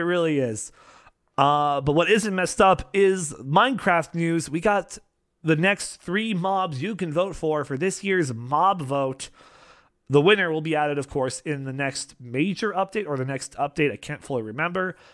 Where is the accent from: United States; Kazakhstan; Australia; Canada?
Canada; being Canadian